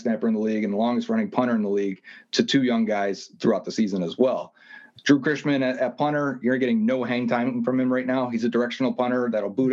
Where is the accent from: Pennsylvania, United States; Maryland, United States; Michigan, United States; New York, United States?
New York, United States; Buffalo; growing up in Buffalo